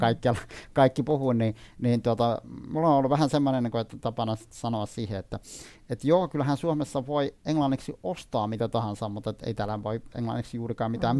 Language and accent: Finnish; Iraq; Finnish is a second language; now in Finland; Mä olen syntynyt Irakissa